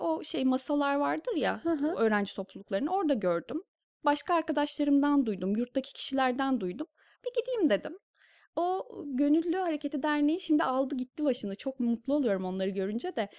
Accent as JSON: {"language": "Turkish", "town": "Kırşehir", "region": "Kırşehir Province", "country": "Turkey", "tie": "born or raised there", "also_born_or_lived": "Bursa", "moved": "as an adult", "lives_now": "Istanbul, Turkey", "said": "biz iki küçük kardeş Kırşehir'de doğduk büyüdük."}